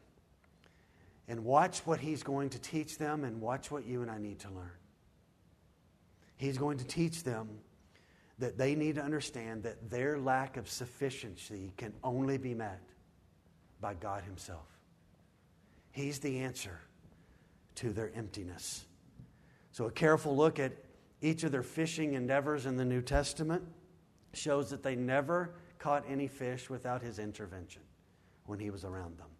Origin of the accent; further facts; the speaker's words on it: United States; our American vernacular